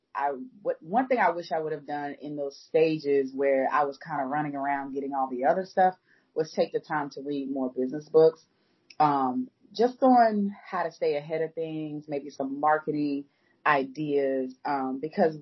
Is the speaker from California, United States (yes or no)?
no; Atlanta, Georgia, United States; now in Charlotte, United States; I'm from Atlanta